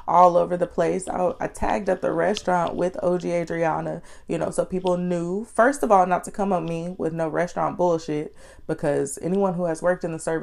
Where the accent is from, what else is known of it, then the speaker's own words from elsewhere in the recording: Austin, Texas, United States; I am from Austin, Texas. I was born and raised